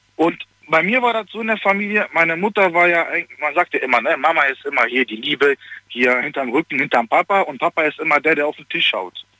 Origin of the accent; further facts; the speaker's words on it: Germany; also born or lived in Poland; ich bin ja eigentlich gebürtiger Pole, sage ich jetzt mal, aber ich bin in, von meinem Vater die Seite ist ja mehr Deutsch, aber ich bin nach Deutschland gekommen mit acht Monaten